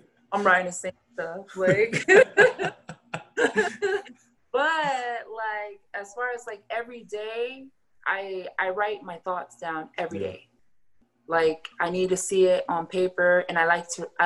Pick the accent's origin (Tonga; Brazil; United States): Tonga; I'm Tongan